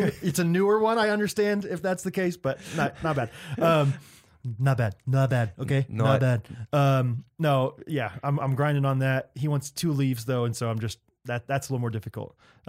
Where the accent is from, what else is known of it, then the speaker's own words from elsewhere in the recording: Texas, United States; What's up? We're from Texas and we are officially sponsored by Beans You.